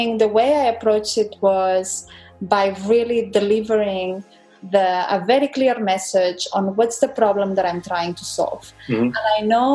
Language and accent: English; Spain; moved away; I grew up in Spain, and my dad there, he was running a company